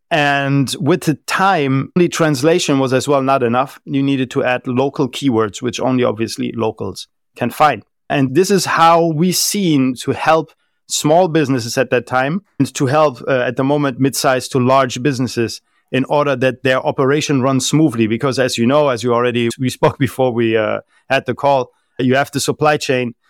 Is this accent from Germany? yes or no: yes; Germany; first language German; English is a second language; moved away as an adult; also born or lived in France / southern Spain / Malaysia / United Arab Emirates; I was born and raised in Germany, lived there until I was twenty, twenty-one years old